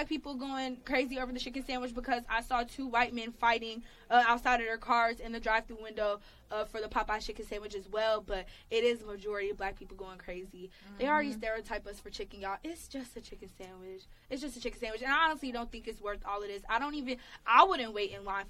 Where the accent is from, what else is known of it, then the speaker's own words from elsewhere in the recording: Atlanta, Georgia, United States; I'm from Atlanta, we're from the South